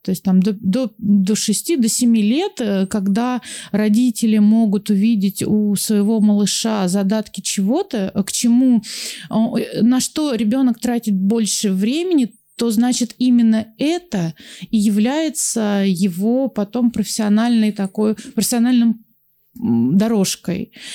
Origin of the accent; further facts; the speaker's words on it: Volgograd, Volgograd Oblast, Russia; я из Волгограда